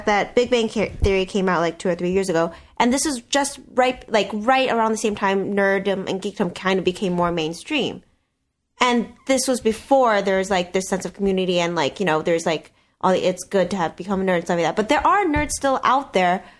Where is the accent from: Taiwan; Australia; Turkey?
Taiwan; moved away; growing up in Taiwan